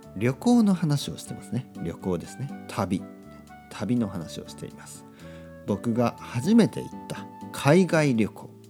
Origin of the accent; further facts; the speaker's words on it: Japan; 僕とですね、もう一人の日本人